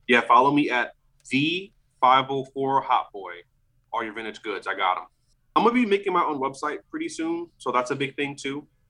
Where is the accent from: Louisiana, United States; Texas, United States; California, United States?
Louisiana, United States; New Orleans; moved away as an adult; now in Austin, United States; I'm from New Orleans